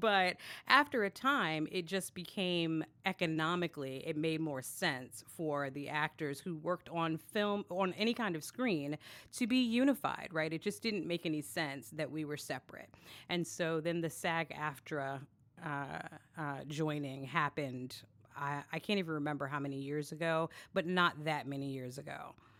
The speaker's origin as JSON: {"language": "English", "town": "New York City", "region": "New York", "country": "United States", "tie": "born or raised there", "said": "I am actually from Brooklyn, born and raised"}